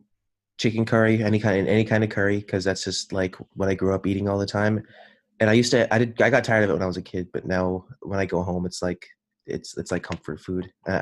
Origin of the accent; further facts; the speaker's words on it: Gilroy, California, United States; also born or lived in Toronto, Canada / Sacramento, California; 21 years old. I was born in Toronto, but I grew up I was born in Toronto to Sri Lankan refugees, but I grew up in Gilroy, California.